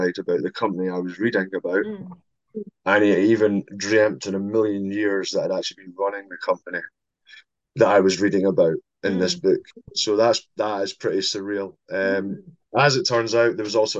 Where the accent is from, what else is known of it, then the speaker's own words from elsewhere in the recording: St Andrews, Scotland, United Kingdom; moved away as an adult; now in Edinburgh, United Kingdom; Although I'm not from Edinburgh, I'm from St Andrews, the home of golf. So I was still living mm-hmm. in St Andrews at that time.